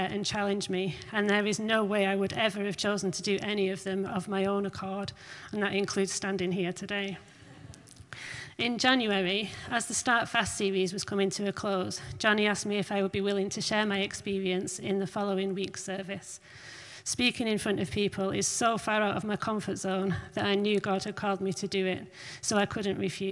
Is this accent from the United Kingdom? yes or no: yes; Barrow-in-Furness, North West England, United Kingdom; moved away as an adult; also born or lived in Scarborough; I was born and raised in Barrow, but for the last 5 years, I've been living in different